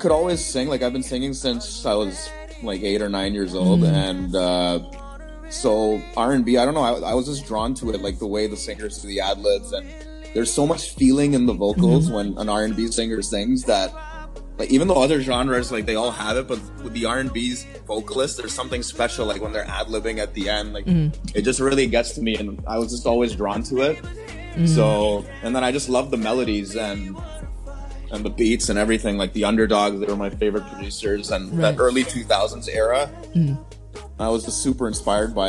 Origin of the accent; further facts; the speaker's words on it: Mississauga, Ontario, Canada; I'm actually from Mississauga, Ontario, which is the biggest suburb of Toronto. We've got about 800,000 people here.